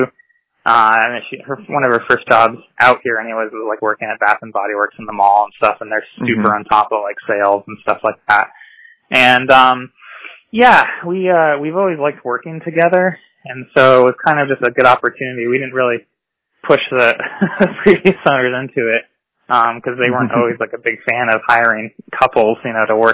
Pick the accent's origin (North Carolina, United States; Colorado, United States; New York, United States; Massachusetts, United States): Massachusetts, United States; Blandford; I grew up in Blandford in the Hilltown